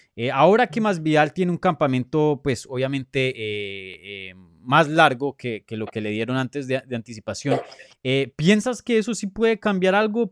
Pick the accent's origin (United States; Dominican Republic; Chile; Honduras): United States; Miami, Florida; also born or lived in Brooklyn, New York; yo crecí aquí, aquí, en Miami, ahora mismo estoy en Miami